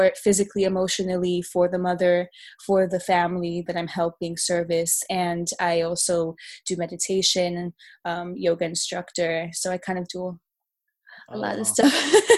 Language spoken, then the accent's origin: English; New York City, New York, United States; also born or lived in Brooklyn; So I am from Uptown Dyckman Inwood, so uppermost section of Manhattan. I also have roots in the South Bronx in Soundview, specifically from my father's side. And I grew up in Dyckman. I've been in Dyckman until 6 months ago.